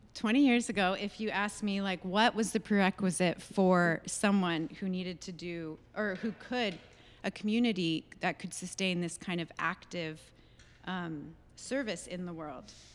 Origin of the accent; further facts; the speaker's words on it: California, United States; moved away as an adult; my hometown in California